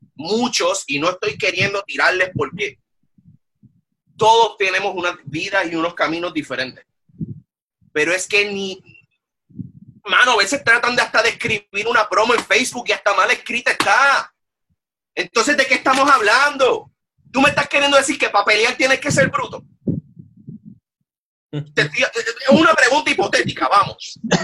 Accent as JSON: {"language": "Spanish", "town": "Bayamón", "country": "Puerto Rico", "moved": "yes", "said": "yo soy original de Bayamón"}